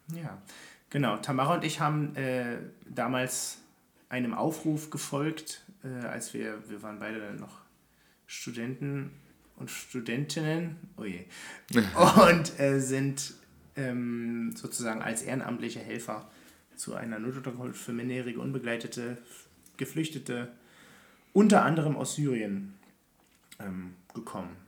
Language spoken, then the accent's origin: German; Berlin, Germany; ich komme ja aus Hellersdorf ursprünglich